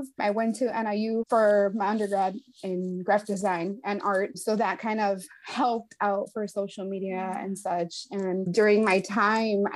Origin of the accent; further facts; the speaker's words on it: Chicago, Illinois, United States; I grew up in Logan Square in Chicago, very in the 90s.